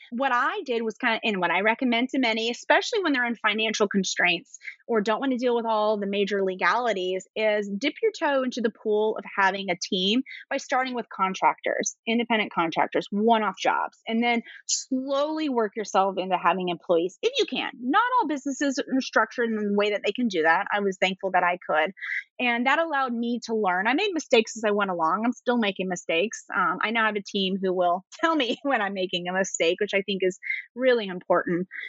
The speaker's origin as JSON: {"language": "English", "region": "East Coast", "country": "United States", "said": "I talk really fast. I'm from the East Coast."}